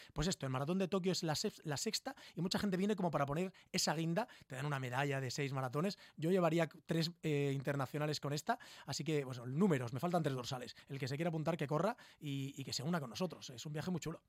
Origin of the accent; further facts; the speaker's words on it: Murcia, Region of Murcia, Spain; Somos todo gente de Murcia